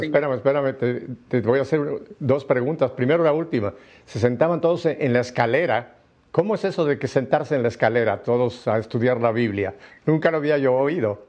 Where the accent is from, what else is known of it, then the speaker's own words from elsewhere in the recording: Mexico City, Mexico; Yo soy chilango de lo que llaman Ciudad de México ahora, antes era Distrito Federal